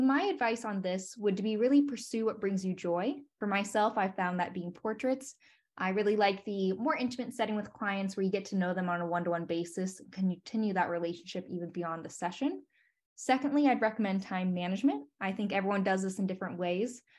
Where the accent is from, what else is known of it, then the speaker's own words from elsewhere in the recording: Dayton, Ohio, United States; also born or lived in Washington, D.C.; now in Columbus, United States; ended up in Columbus, Ohio, which is just about an hour away from my hometown in Dayton, Ohio